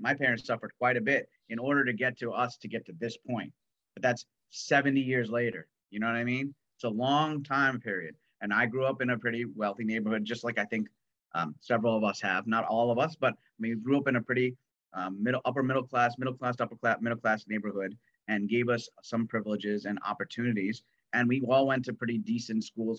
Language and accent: English; New York, United States; I'm uh, an American New Yorker